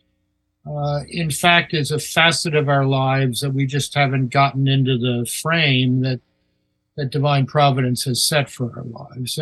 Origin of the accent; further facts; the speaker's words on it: Baltimore, Maryland, United States; moved away as an adult; also born or lived in Toronto / Seattle; now in Washington, United States; I was born in Baltimore, grew up there